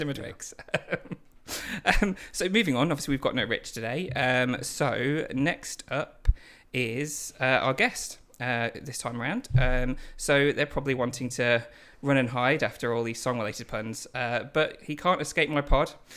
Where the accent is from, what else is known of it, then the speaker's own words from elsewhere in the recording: Lincoln, East Midlands, United Kingdom; we're both from Lincoln